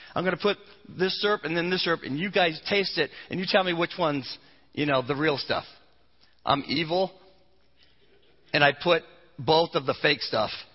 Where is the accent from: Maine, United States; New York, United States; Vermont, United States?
Vermont, United States; moved away; I grew up in New England, in Vermont, where they tap the trees